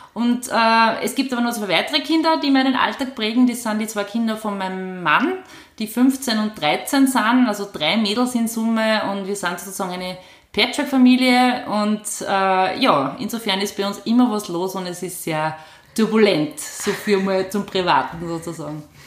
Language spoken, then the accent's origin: German; Upper Austria, Austria; also born or lived in Vienna / Wels area; ich bin eine gebürtige Oberösterreicherin, ähm, bin nach der Matura nach Wien gegangen